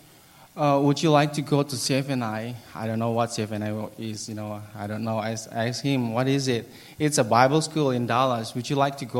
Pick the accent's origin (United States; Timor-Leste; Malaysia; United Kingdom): Timor-Leste; English is a second language; moved away as an adult; also born or lived in Merauke, Papua, Indonesia; I grew up in East Timor. I finished my elementary school, junior high, and high school.